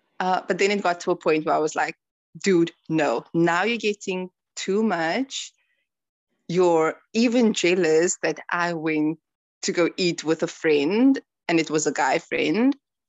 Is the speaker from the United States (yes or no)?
no; South Africa; So when I told him that I'm South African, he was extremely happy. And he was like, he went on asking me about my country and like culture and things like that.